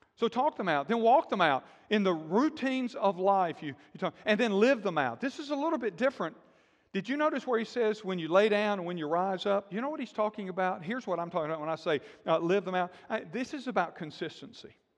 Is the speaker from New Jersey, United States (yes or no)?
no; Alabama, United States; moved away as an adult; also born or lived in Texas / Florida / Georgia; I grew up in Alabama, been in Texas, lived in Texas, ministered in Florida and Georgia